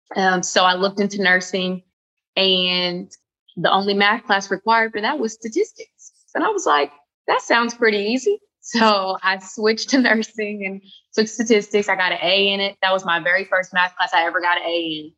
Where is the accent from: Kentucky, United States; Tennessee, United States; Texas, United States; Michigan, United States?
Kentucky, United States; Louisville; moved away as an adult; now in Charleston, United States; I'm from Louisville, Kentucky originally, and I just moved uh, to Charleston, South Carolina three weeks ago